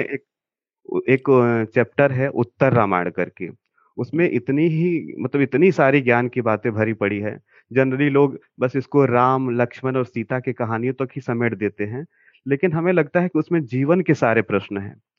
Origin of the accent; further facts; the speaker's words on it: Karamnasa, Bihar, India; मैं कैमूर ज़िले से हूँ कैमूर ज़िले में एक प्रखंड है दुर्गावती वहीं पे करमनासा नामक एक जगह है